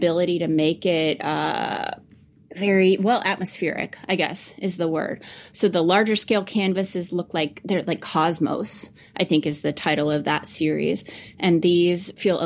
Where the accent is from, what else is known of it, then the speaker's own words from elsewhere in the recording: Farmington, Missouri, United States; Farmington, Missouri, which is actually my hometown